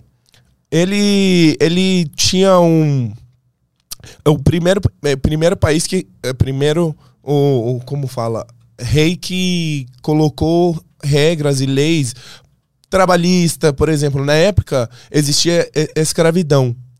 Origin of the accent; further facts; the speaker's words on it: Iran; Portuguese is a second language; moved away as an adult; now in Brazil; eu sou um persa